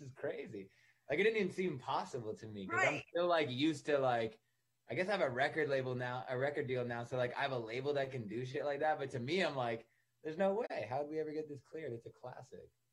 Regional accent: Ottawa, Ontario, Canada; also born or lived in Toronto, Canada; now in Los Angeles, United States; I grew up in Ottawa, Canada

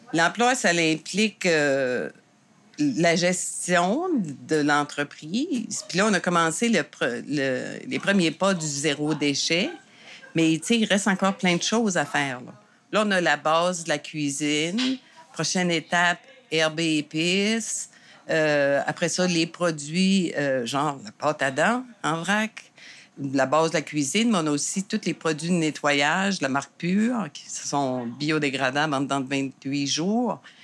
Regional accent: Saint-Quentin, New Brunswick, Canada; moved away as an adult; now in Gaspésie, Canada; je viens du Nouveau-Brunswick à Saint-Quentin

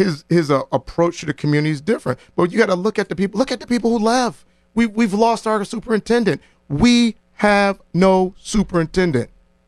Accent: New Haven, Connecticut, United States; Here's what I know growing up in New Haven.

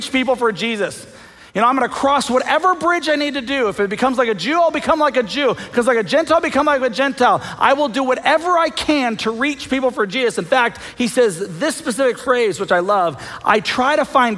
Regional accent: United States

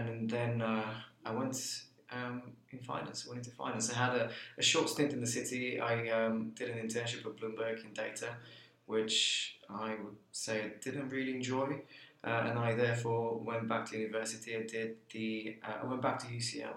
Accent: Bulgaria; now in United Kingdom; I come from Bulgaria originally. My father's an engineer, my mother's a pharmacist, very traditional East European background.

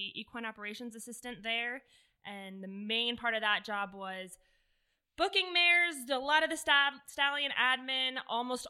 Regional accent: Southwest Florida, United States; moved away as an adult; now in Lexington, United States; I'm originally from Southwest Florida.

